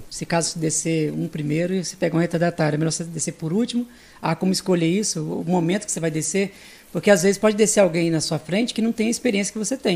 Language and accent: Portuguese; Vitória, Espírito Santo, Brazil; E aí eu vim de Vitória, botei na cabeça pra andar de BMX.